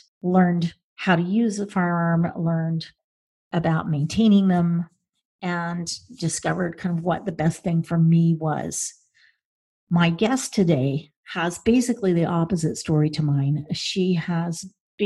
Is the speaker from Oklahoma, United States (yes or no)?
yes; Oklahoma, United States; I grew up in Oklahoma